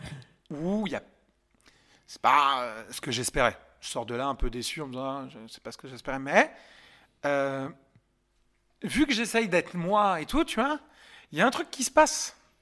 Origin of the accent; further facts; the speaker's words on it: Yvelines, near Montfort-l'Amaury, Île-de-France, France; j'ai grandi dans les Yvelines, euh, à côté de Montfort-la-Maurie